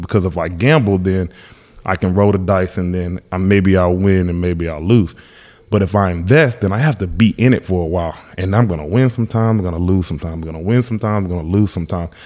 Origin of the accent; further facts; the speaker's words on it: Alabama, United States; I'm from Alabama, huge Alabama fan